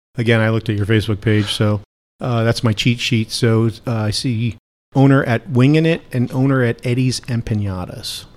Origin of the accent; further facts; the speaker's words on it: New Jersey, United States; moved away; I grew up in New Jersey